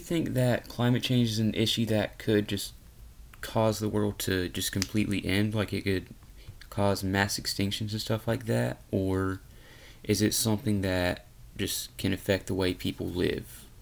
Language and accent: English; Louisiana, United States; I'm from Louisiana